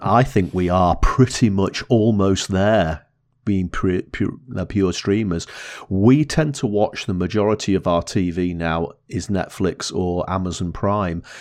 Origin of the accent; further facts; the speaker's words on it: Blackpool, North West England, United Kingdom; I grew up in Blackpool